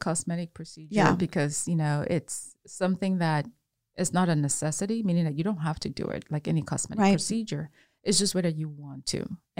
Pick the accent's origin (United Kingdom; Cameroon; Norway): Cameroon; now in Houston, United States; I was born in Cameroon.